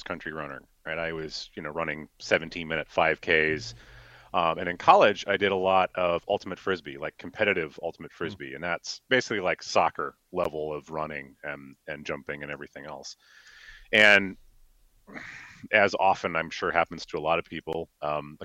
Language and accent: English; Decorah, Iowa, United States; now in Minnesota, United States; I grew up in a little town called Decorah, actually, up in the northeast corner.